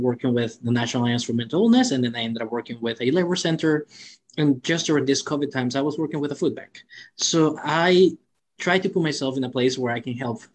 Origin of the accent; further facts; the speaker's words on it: Cancun, Quintana Roo, Mexico; now in United States; I'm actually born in Mexico, right? I'm from Cancun, Mexico, which everyone loves it because it's Cancun. I know, it's the beach and everything. However, I was raised in the poor side